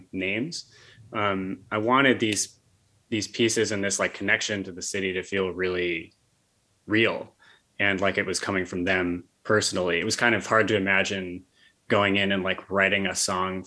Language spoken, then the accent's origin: English; Bethlehem, New York, United States; I grew up in Bethlehem outside of Albany. So I've been in the area my whole life